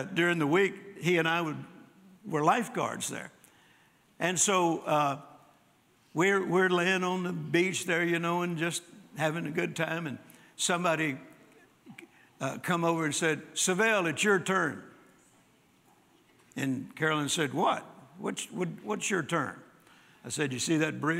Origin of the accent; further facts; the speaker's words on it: Louisiana, United States; also born or lived in Mississippi; now in Texas, United States; I was born in Mississippi and grew up in Louisiana and then got hit to Texas just as fast as I could.